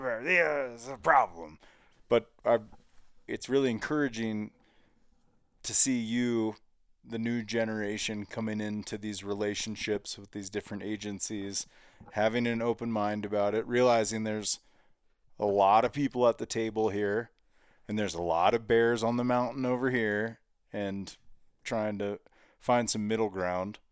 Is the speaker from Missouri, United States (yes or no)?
no; Cincinnati, Ohio, United States; now in Montana, United States; I grew up in Cincinnati.